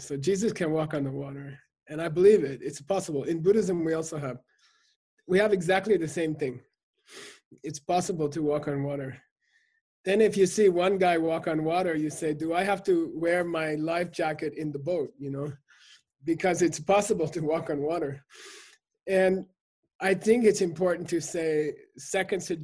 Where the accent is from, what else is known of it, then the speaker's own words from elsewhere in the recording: Germany; my family, we grew up eating meat because we come from Germany